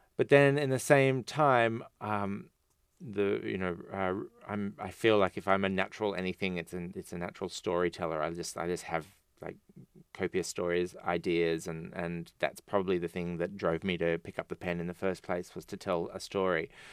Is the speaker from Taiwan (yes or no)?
no; Australia; an Australian writer